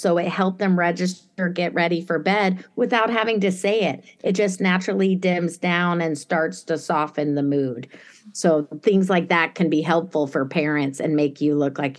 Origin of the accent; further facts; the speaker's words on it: Germany; also born or lived in Italy; So like when I was, not to sound like a jerk, but I grew up in Germany as a kid. My dad was NATO, and I lived in Italy later in a palazzo with a little family.